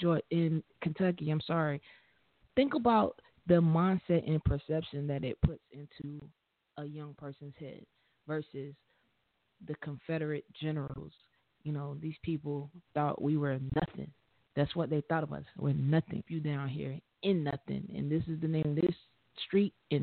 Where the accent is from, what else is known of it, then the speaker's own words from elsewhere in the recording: Liberia; I'm from Liberia